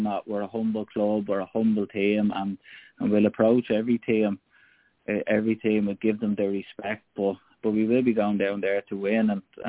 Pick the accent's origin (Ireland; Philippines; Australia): Ireland; So yeah, there's a lot of heritage there for us as Irish people.